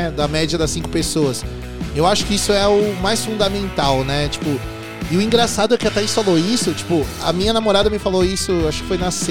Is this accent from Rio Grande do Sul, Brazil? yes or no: no; Santo André, São Paulo, Brazil; Lá em Santo André, tem o SESI lá em Santo André também, na Prefeito Saladino ali. Quando eu era moleque, tinha carteirinha no SESI e ia para lá direto, né?